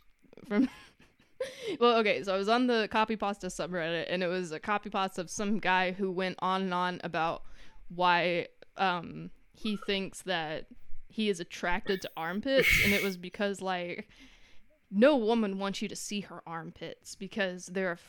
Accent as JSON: {"language": "English", "region": "the South", "country": "United States", "tie": "born or raised there", "said": "I grew up in the South."}